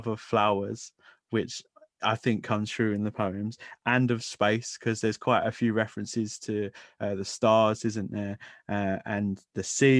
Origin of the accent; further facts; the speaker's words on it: London, United Kingdom; growing up in London